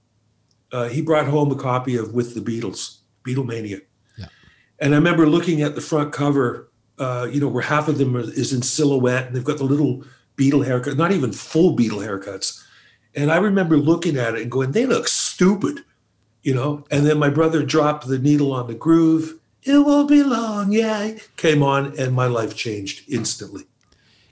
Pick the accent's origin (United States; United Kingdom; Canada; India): Canada; Toronto, Ontario; also born or lived in Calgary; Exactly where I am now, Scarborough, East End.